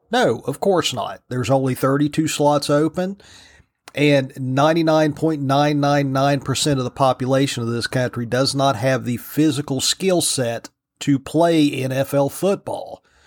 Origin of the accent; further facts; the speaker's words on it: Virginia, United States; Virginia, my home state, the Old Dominion